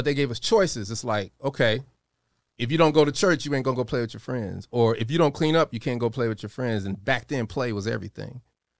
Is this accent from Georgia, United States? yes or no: no; Denver, Colorado, United States; born or raised there; also born or lived in Chicago